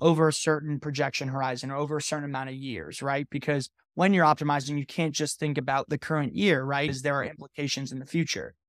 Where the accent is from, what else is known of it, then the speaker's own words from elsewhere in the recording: Connecticut, United States; I'm actually from Connecticut